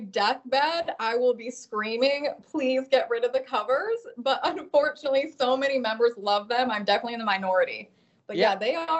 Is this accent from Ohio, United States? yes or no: yes; Cuyahoga Falls, Ohio, United States; moved away as an adult; now in New Bern, United States; I am originally from Cuyahoga Falls, Ohio, a tiny town. It's not tiny at all. Outside of Akron, Ohio, the land of LeBron James and the Cleveland Browns.